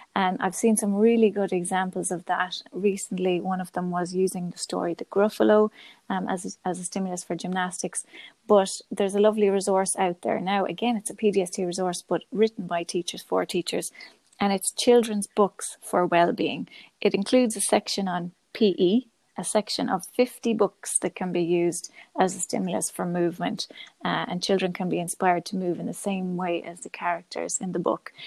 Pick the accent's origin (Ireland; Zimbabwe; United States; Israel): Ireland; Galway, Connacht; I'm from Galway, and I'm a primary school teacher